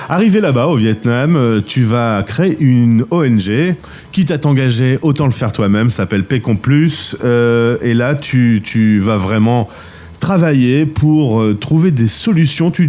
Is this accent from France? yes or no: no; Bruges, Flanders, Belgium; Je suis originaire d'une jolie ville de Belgique, hein. Bruges.